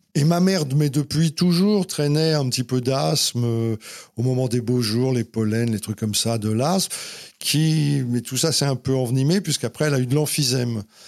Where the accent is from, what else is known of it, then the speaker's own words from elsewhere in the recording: Paris, Île-de-France, France; also born or lived in Saint-Ouen; je suis vraiment un Parisien